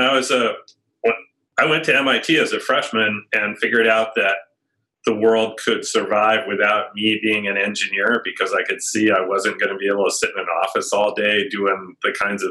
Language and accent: English; Stamford, Connecticut, United States; also born or lived in New York City; I was born in New York City, and my parents moved out to Connecticut, Stamford, Connecticut, when I was 3